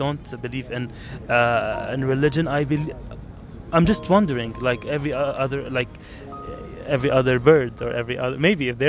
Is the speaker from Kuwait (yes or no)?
yes; Kuwait; moved away as an adult; also born or lived in Lebanon; now in Netherlands; I was born in Kuwait, raised in Kuwait